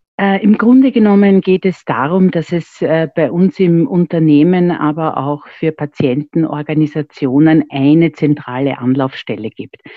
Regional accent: Vienna, Austria; Ich bin waschechte Wienerin

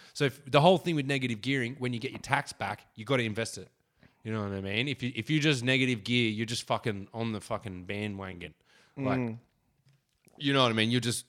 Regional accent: Wollongong, New South Wales, Australia; I grew up in Wollongong.

